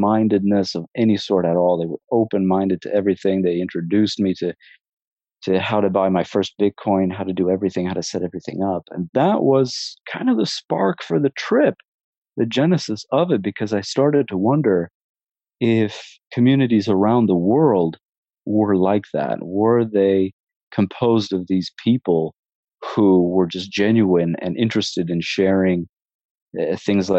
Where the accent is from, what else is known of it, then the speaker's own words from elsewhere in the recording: Portland, Oregon, United States; I'm from Portland, Oregon, and I pretty much grew up there